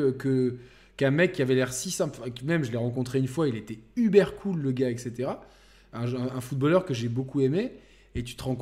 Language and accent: French; Marseille, Provence-Alpes-Côte d'Azur, France; je suis marseillais